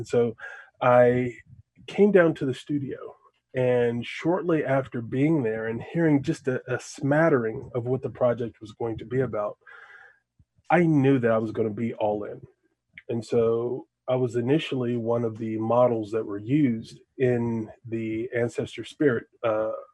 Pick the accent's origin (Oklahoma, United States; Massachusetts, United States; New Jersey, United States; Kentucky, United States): Kentucky, United States; Lexington; I was born and bred in Lexington, Kentucky.